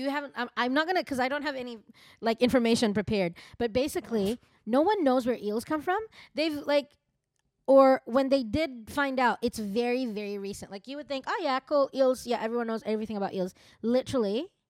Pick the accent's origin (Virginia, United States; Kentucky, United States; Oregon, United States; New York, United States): New York, United States; All I'm going to say is, I'm from New York.